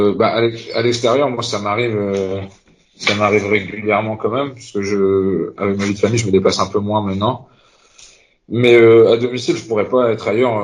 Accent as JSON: {"language": "French", "town": "Concarneau", "region": "Brittany", "country": "France", "also_born_or_lived": "Rostrenen", "said": "je suis originaire de Concarneau dans le Finistère"}